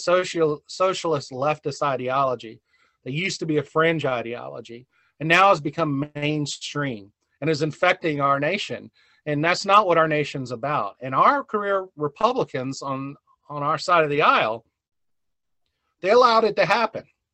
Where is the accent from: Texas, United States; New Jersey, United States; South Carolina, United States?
South Carolina, United States; moved away as an adult; also born or lived in Arizona / Boone, North Carolina; now in North Carolina, United States; I'm originally born and raised in South Carolina